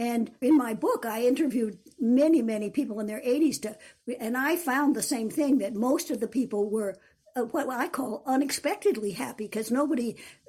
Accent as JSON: {"language": "English", "region": "New York", "country": "United States", "tie": "born there", "said": "I was born in New York, but was always after that in small towns and wasn't particularly interested in college."}